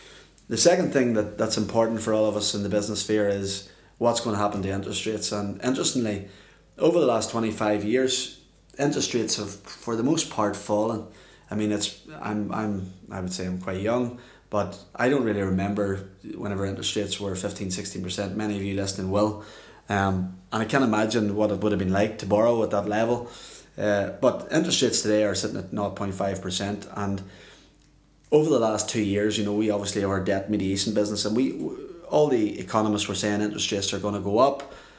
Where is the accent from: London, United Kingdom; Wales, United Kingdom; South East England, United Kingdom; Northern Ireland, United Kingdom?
Northern Ireland, United Kingdom; how it can affect us here in Northern Ireland, the housing market. And, you know, as Irish people